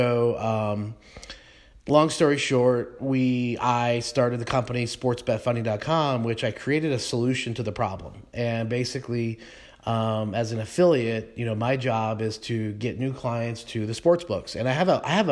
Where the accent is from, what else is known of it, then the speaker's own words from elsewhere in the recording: Colorado, United States; I was a kid growing up in Colorado